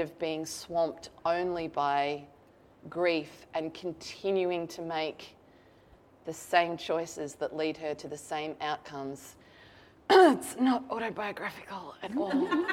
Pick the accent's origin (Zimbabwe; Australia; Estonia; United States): Australia